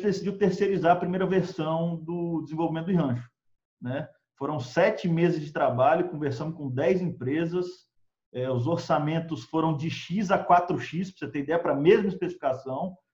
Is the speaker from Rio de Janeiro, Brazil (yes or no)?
no; Brasília, Federal District, Brazil; moved away as an adult; also born or lived in Texas / Colorado; eu sou de Brasília originalmente